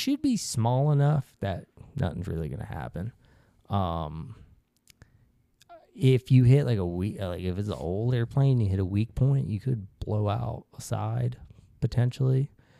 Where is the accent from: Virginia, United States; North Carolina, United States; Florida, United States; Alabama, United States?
Alabama, United States; So I grew up in Alabama. I'm against guns.